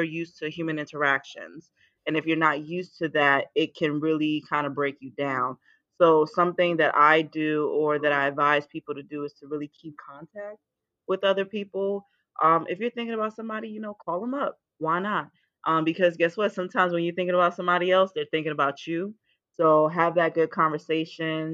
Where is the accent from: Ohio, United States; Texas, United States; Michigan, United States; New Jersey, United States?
New Jersey, United States; Willingboro; also born or lived in Nigeria / Emmitsburg, Maryland; now in Florida, United States; I was born in Nigeria. We moved to the States when I was 7. Grew up in Willenboro, New Jersey. So I am a Jersey native.